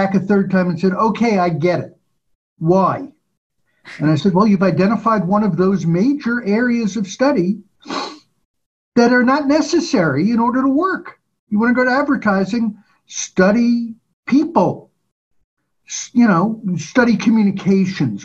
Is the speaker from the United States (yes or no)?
yes; New York, United States; growing up in New York